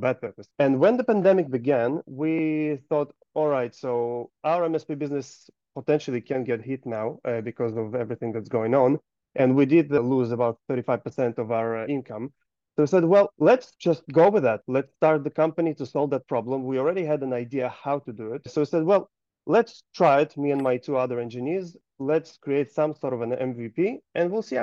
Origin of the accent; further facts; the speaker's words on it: Gold Coast, Queensland, Australia; I am from Gold Coast, Australia